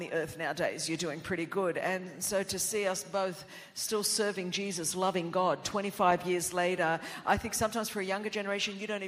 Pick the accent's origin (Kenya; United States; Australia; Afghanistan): Australia; first language Greek; English is a second language; I did not speak English until I was 5, and my home in Australia